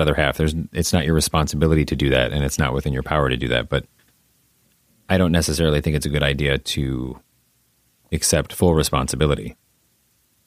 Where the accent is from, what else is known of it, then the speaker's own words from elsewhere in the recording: Midwest, United States; I'm a Midwesterner